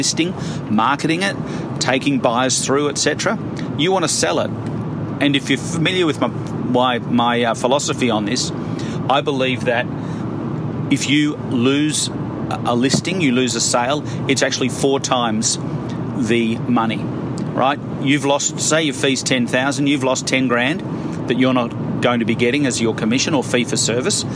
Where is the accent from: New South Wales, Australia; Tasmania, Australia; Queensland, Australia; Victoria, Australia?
Victoria, Australia; Melbourne; I'm from Melbourne